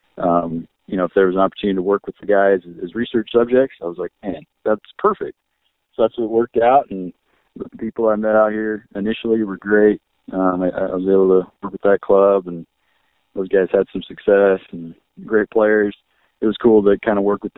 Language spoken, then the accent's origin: English; Oregon, United States; moved away as an adult; also born or lived in California / New Mexico / Joliet, Illinois; I grew up in Oregon